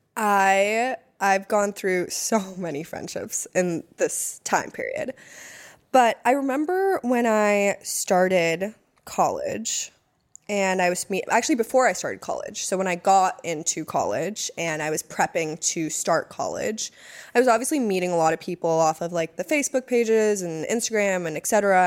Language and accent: English; East Coast, United States; moved away; also born or lived in Hawaii; I was from the East Coast